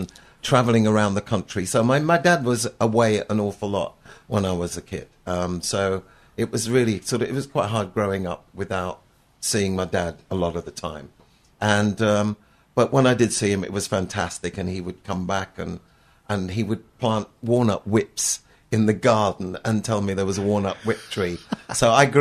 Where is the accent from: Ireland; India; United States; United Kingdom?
United Kingdom; also born or lived in Hendon, London / Hemel Hempstead, East of England; I grew up in Grass Park, which is in Hendon and in Hemel Hempstead. So between the sort of two of those areas, really, I spent most of my childhood